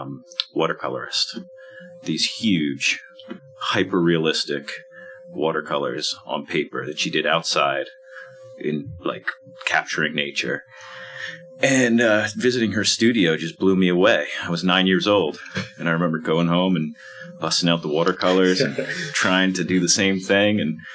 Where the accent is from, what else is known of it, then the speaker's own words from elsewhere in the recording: Arlington, Virginia, United States; now in Philadelphia, United States; I grew up in Arlington, Virginia, right outside of DC.